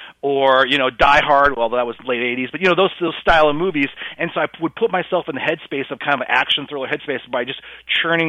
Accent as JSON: {"language": "English", "region": "South Dakota", "country": "United States", "tie": "born or raised there", "said": "my home state of South Dakota"}